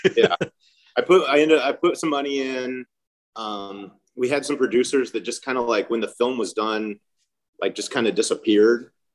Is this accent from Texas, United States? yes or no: yes; Houston, Texas, United States; moved away as an adult; also born or lived in Austin, Texas; now in Long Beach, United States; I grew up in Houston, and then I was enrolled at UT